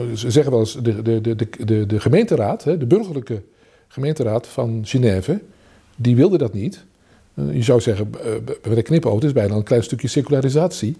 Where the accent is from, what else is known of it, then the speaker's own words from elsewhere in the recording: Vianen, Utrecht, Netherlands; moved away as an adult; also born or lived in Groningen; now in 's-Hertogenbosch, Netherlands; Ik had in mijn geboorteplaats in Vianen, dus was ik al als tiener lid van een ecumenische studentengroep, bijbelgroep.